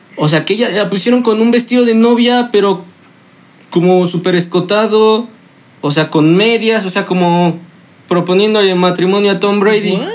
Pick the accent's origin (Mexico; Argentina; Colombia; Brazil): Mexico; uno como hombre mexicano aficionado al fútbol